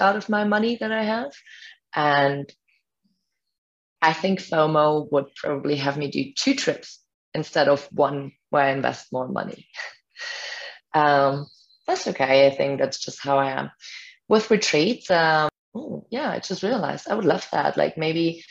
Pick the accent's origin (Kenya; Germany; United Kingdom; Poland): Germany; first language German; English is a second language; now in Puerto Escondido, Mexico; I come from Germany.